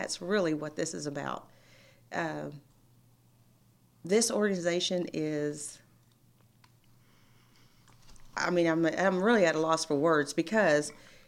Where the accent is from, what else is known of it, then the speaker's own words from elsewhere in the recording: Lufkin, Texas, United States; Born and raised Lufkin